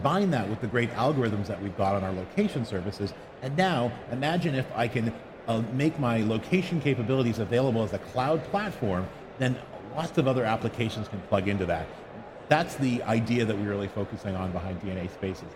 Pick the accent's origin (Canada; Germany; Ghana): Canada; born or raised there; accent: Canadian; moved away as an adult; now in Bay Area, United States